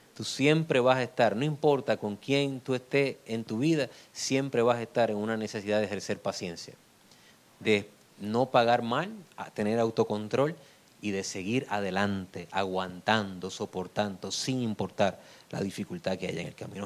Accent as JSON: {"language": "Spanish", "country": "Puerto Rico", "said": "en mi país"}